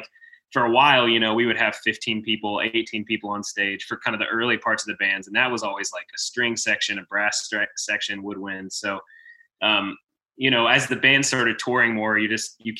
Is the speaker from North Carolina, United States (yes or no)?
yes; Waxhaw, North Carolina, United States; also born or lived in Texas; I grew up in North Carolina, kind of in Texas, and then North Carolina, south of Charlotte a little bit, in a little town called Waxhaw